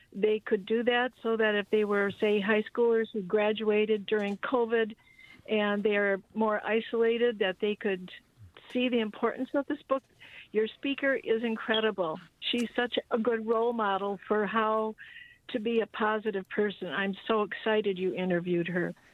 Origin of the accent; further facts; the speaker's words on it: New York, United States; moved away; I ended up growing up in New York.